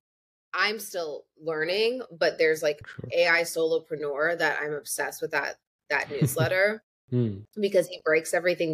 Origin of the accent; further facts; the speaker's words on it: Peoria, Illinois, United States; I'm from Peoria, Illinois.